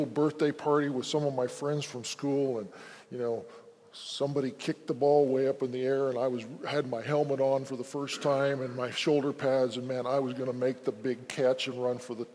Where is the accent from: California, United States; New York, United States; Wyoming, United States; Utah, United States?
Wyoming, United States; I'm from Wyoming. I grew up in Wyoming.